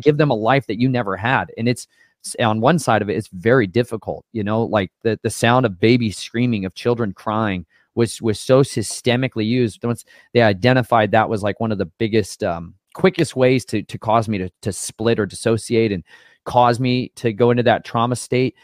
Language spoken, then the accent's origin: English; Colorado, United States; moved away; I'm from Colorado, um, for a few years in my life, or about half my life, I lived in Colorado